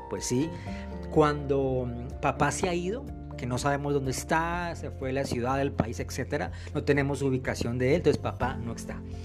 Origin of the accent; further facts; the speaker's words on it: Colombia; aquí en mi país Colombia